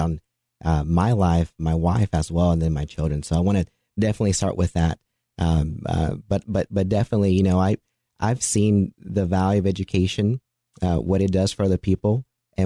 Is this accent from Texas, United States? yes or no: yes; Dallas, Texas, United States; I grew up in the Dallas area